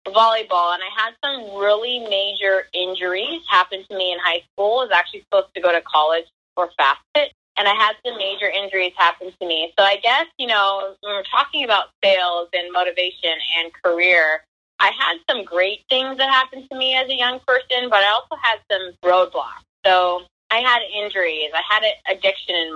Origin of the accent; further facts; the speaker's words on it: Federal Way, Washington, United States; I grew up in Federal Way, Washington, in a normal, seriously, like the most normal household you could have